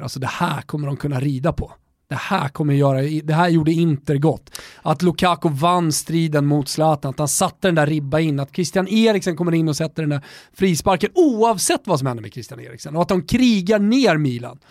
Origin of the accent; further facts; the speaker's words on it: Sweden; vi är från Europa och att vi, eh, vi är eh, uppväxta i, i Svedala